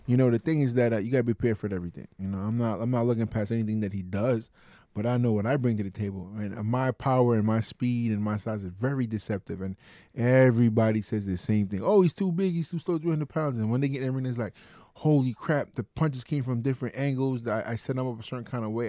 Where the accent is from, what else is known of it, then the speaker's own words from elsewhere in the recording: New York City, New York, United States; my hometown